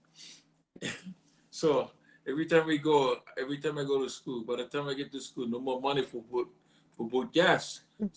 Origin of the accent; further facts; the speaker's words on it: Nanakuli, Hawaii, United States; moved away as an adult; now in Japan; originally I'm from Nanakuli. I was born and raised in Hawaii